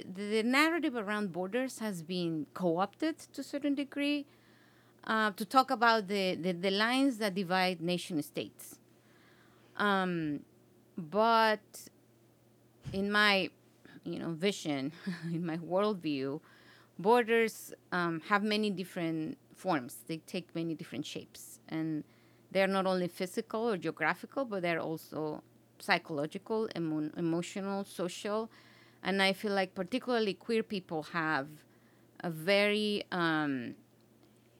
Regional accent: Mexico City, Mexico; moved away as an adult; also born or lived in Philadelphia; now in United States; I'm from Mexico City. I've lived in the U.S. for 20 years

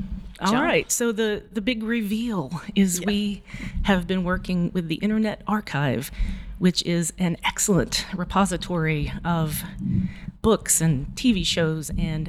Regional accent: North Carolina, United States; moved away as an adult; also born or lived in Georgia / Florida / Nevada / Washington; now in Oregon, United States; I am from North Carolina, so if you hear an accent, that may be why, especially as I get a little nervous, it comes out.

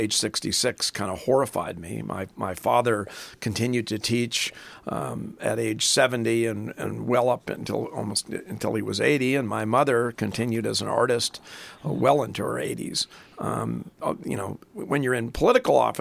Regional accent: Los Angeles, California, United States; moved away as an adult; also born or lived in Eugene, Oregon; now in Oregon, United States; I was born in Los Angeles

